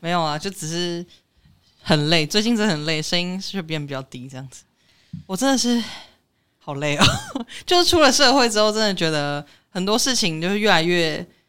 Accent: Taiwan; 因为我们台湾人自己都知道

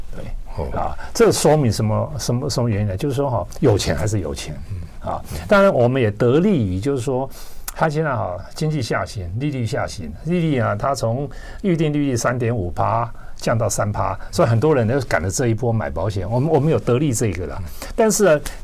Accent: Taiwan; moved away as an adult; also born or lived in mainland China; 我是台湾人嘛

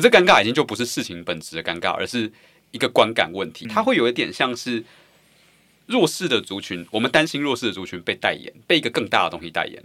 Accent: Taiwan; 作为一个台湾人

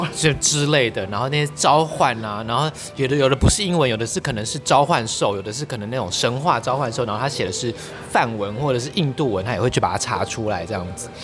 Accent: Taitung, Taitung County, Taiwan; 我是台东人

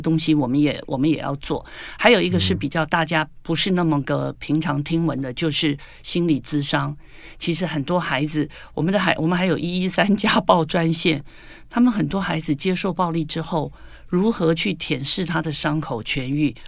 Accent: Taiwan; 我们在台湾有九年国民教育

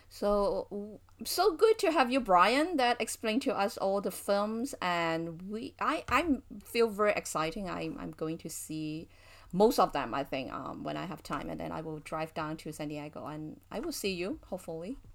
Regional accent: Hong Kong; I was born and raised in Hong Kong

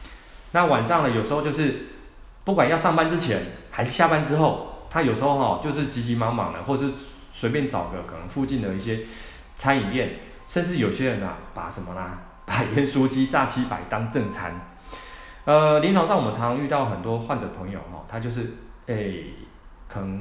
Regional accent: Taiwan; 而且我们台湾人吃东西哦，我常常讲， 吃东西的量都非常的多

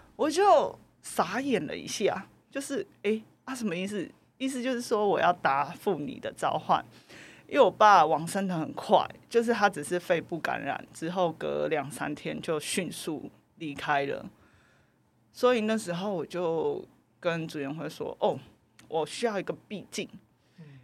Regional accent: Taiwan; 来自台湾

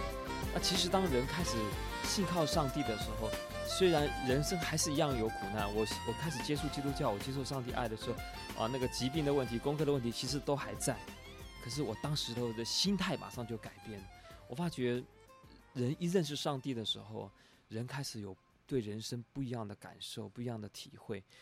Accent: China; 我我想对于我们中国人来讲啊，我们有两个观念都存在的。

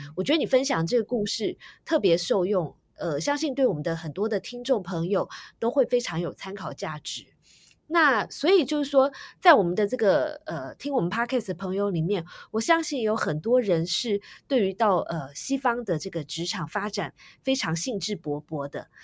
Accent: Taiwan; 我自己也是在台湾土生土长的

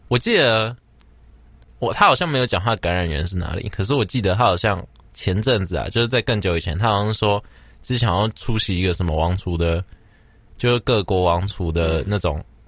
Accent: Taiwan; 我是台湾人

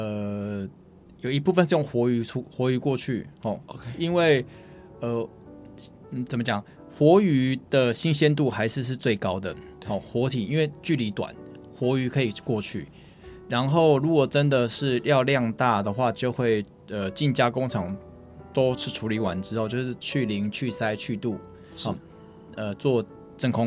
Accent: Keelung, Taiwan; Hello，大家好，我是来自基隆的海尊鲜品老板

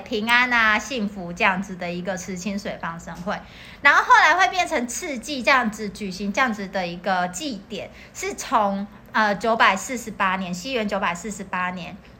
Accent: Taiwan; 我们台湾人知道，就是有一些宗教团体很喜欢去河嗯哼边

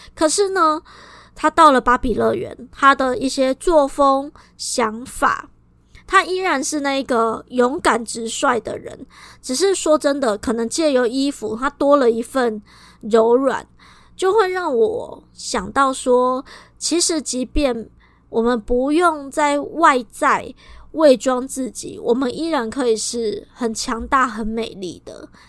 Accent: Kaohsiung, Taiwan; 我们高雄人最爱分南北

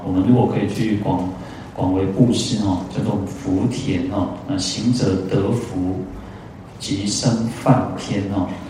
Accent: Taiwan; 像我们台湾人

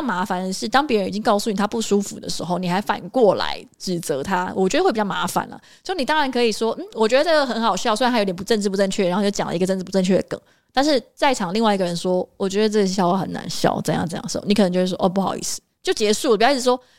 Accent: Taiwan; accent: Taiwanese accent; 我们的台湾腔在全世界都很弱

